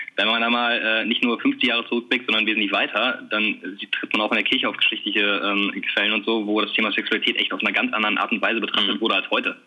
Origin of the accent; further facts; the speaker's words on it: Bielefeld, North Rhine-Westphalia, Germany; also wir kommen beide aus Bielefeld oder zumindest aus der Gegend ähm, sind hier aufgewachsen. Ja, wohnen auch immer noch in Bielefeld